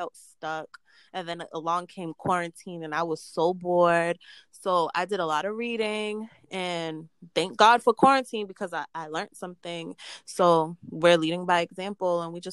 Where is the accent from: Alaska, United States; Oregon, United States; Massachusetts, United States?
Massachusetts, United States; Boston; we're from Boston